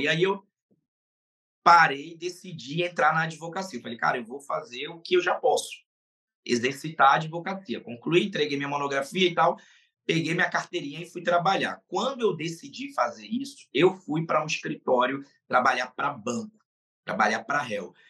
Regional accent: Pernambuco, Brazil; now in Rio de Janeiro, Brazil; E lá do estado de Pernambuco, melhor dizendo, fui cria de lá. É, lá é minha cidade natal

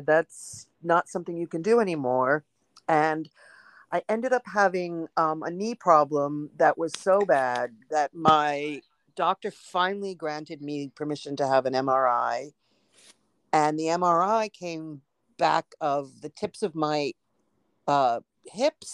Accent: New York City, New York, United States; I grew up in Manhattan in New York, and I was born and raised here

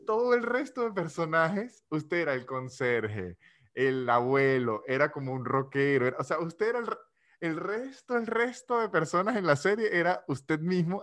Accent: San Cristóbal, Táchira, Venezuela; now in Argentina; yo que soy de San de Cristóbal

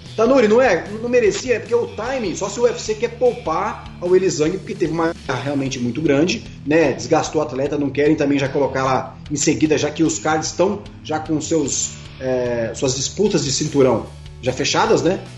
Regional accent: Brazil; sou brasileiro

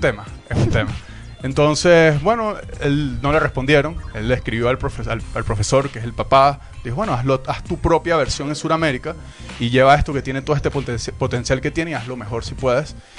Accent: Venezuela; moved away; yo soy inmigrante, soy venezolano

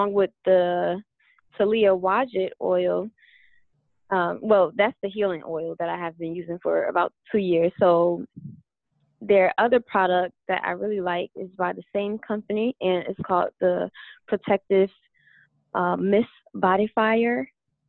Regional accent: New Jersey, United States; I'm from New Jersey

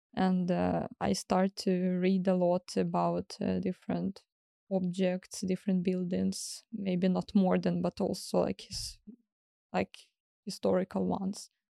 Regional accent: Kyiv, Ukraine; English is a second language; moved away; also born or lived in Crimea / southern Ukraine; I moved to Kyiv back to my mom, where I start to go to school

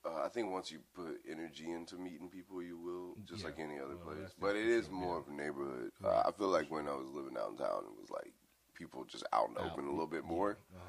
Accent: Dallas, Texas, United States; moved away as an adult; also born or lived in Denver / Wyoming / the Bay Area; I'm originally from Texas, Dallas, Texas, South Side, you know.

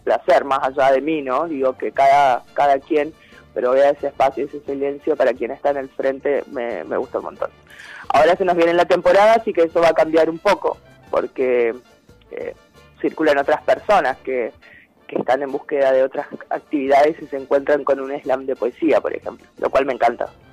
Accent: Chaco, Argentina; now in El Bolsón, Argentina; yo soy de Chaco

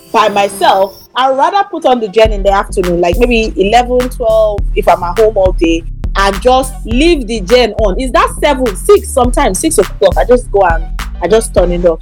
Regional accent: Lagos, Nigeria; I grew up in Lagos

